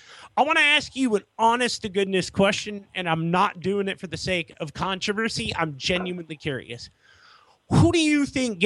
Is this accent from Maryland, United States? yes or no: no; Irvine, California, United States; I grew up in Irvine and cannot stress enough how bad UCI's parking is.